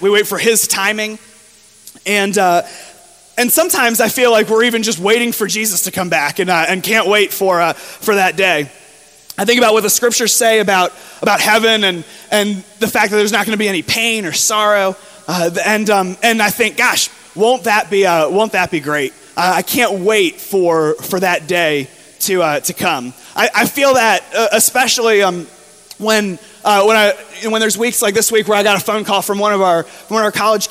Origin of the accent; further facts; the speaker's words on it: near Fort Lauderdale, South Florida, United States; moved away; I grew up in South Florida, right near Fort Lauderdale